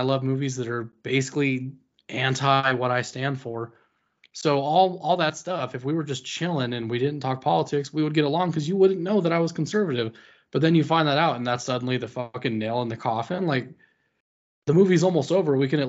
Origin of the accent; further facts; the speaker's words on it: United States; I'm of Mexican descent, but I'm American. I'm American first because I love my country.